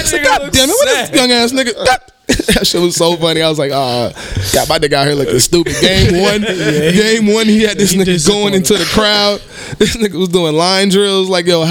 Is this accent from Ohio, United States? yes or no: yes; Ohio, United States; I'm from Ohio, bro. Like, I really am.